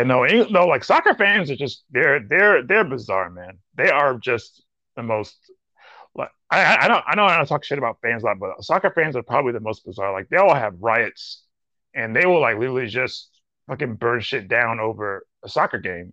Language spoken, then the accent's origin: English; Nigeria; being a Nigerian